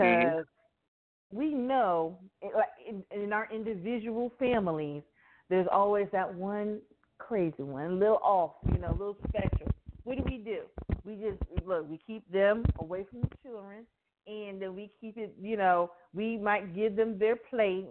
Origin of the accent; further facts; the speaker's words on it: Miami, Florida, United States; growing up in Miami, I grew up around a lot of different nationalities